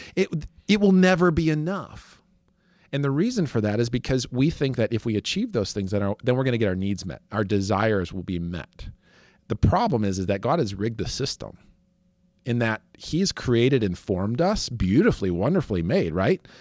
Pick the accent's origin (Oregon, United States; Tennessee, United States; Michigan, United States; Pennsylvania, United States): Michigan, United States; West; I grew up in West Michigan